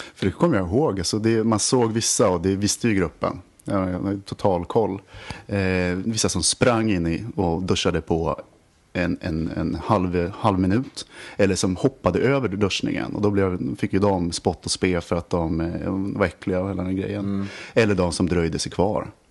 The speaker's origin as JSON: {"language": "Swedish", "town": "Västerås", "region": "Västmanland", "country": "Sweden", "said": "jag kommer från Västerås och alla spelade bandy och var kungar på skridskor"}